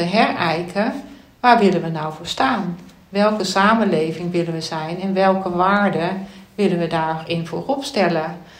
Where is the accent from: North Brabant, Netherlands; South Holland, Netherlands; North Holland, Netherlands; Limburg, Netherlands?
Limburg, Netherlands; ik ben geboren in Limburg, daar heeft mijn wieg gestaan